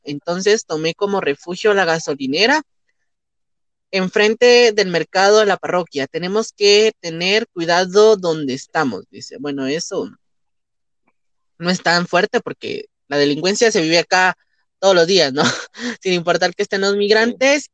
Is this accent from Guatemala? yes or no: yes; Guatemala; como guatemaltecos nunca vamos a hablar mal de nosotros